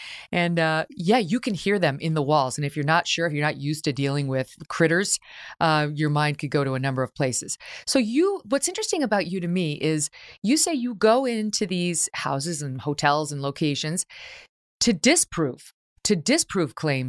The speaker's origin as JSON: {"language": "English", "town": "Syracuse", "region": "New York", "country": "United States", "tie": "born or raised there", "also_born_or_lived": "Albany", "said": "So you are a kid from upstate New York, just like yours truly. I grew up in Syracuse and Albany"}